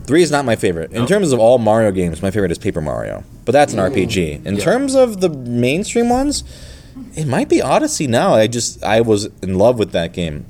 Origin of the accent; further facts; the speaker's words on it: Minnesota, United States; moved away; also born or lived in Michigan; I grew up in Minnesota actually as a kid.